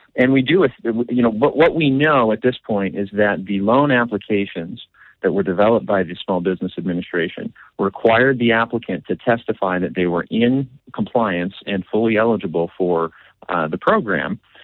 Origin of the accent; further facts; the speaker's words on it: Washington, United States; I did grow up in, out here in Washington